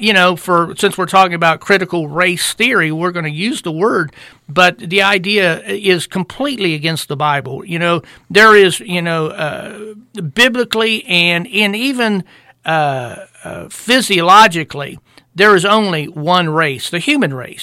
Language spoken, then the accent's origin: English; United States; I'm an American because God decreed that I was going to be born here